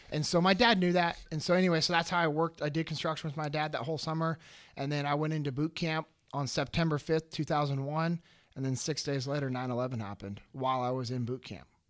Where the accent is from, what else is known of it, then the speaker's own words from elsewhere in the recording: Sacramento, California, United States; I'm originally from Sacramento, California. Uh, born and raised, grew up in the same house that my dad grew up